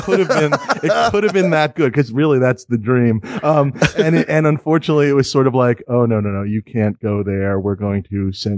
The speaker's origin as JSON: {"language": "English", "region": "New York", "country": "United States", "tie": "born or raised there", "said": "I grew up in New York"}